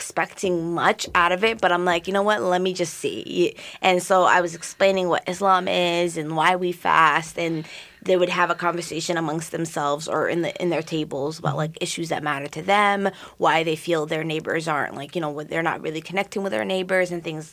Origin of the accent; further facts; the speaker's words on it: St. Louis Park, Minnesota, United States; I grew up in St. Louis Park